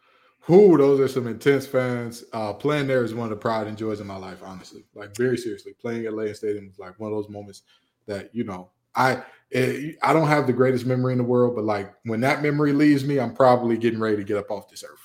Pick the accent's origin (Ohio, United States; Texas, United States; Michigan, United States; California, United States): Michigan, United States; Detroit; But again, it reminds me of home, and I'm from Detroit, so it has some no-go zones where you need to avoid.